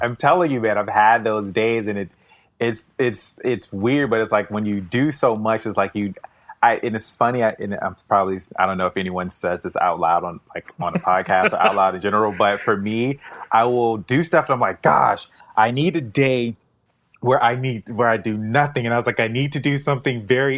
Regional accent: South Florida, United States; Florida, born and raised in South Florida

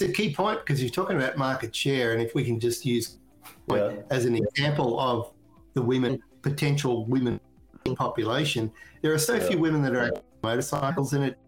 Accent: Australia; moved away; I'm originally from Australia

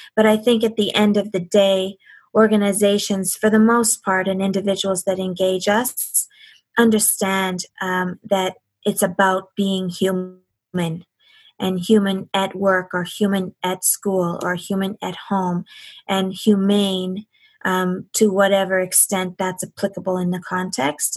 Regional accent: Canada; as a Canadian

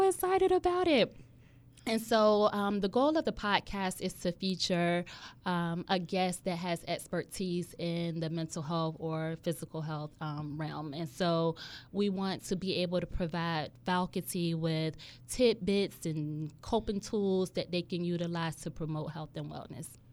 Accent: Hampton Roads, Virginia, United States; I was born and raised in Hampton Roads

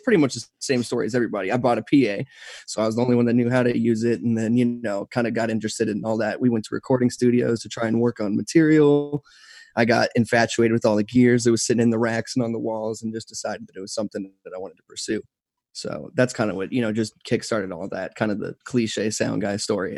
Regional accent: Texas, United States; also born or lived in San Antonio, Texas; I've been in Texas my whole life, so I grew up here. I was born in San Antonio

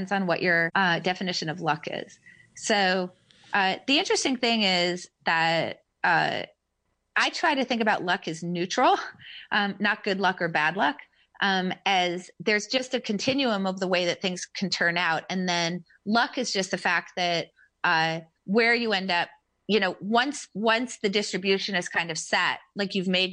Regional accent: United States; I was born in America

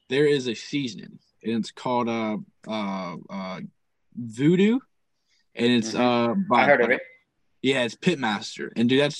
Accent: Pulaski, Tennessee, United States; moved away; I'm originally from Pulaski, Tennessee. I moved okay. up here.

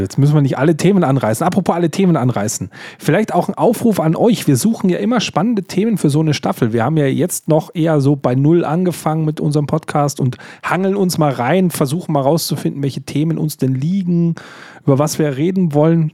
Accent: Bavaria, Germany; ich natürlich als Bayer

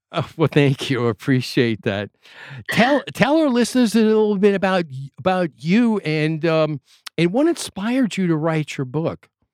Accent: New York, United States; I'm from New York

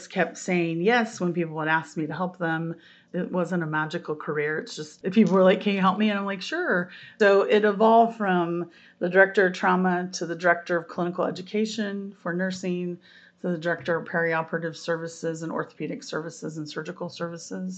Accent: Terre Haute, Indiana, United States; I'm from Terre Haute

